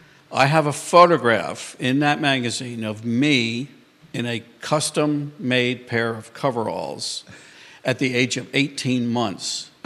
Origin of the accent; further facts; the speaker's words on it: New York, United States; moved away as an adult; now in Charlottesville, United States; I was born and raised up in New York, what's referred to around here as a damn Yankee.